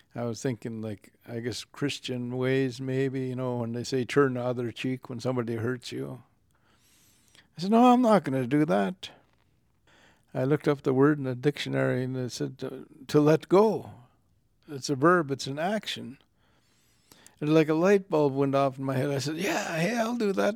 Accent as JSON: {"language": "English", "town": "Lillooet", "region": "British Columbia", "country": "Canada", "tie": "born or raised there", "said": "There were ten thousand gold miners in the town of Lulwit, my hometown."}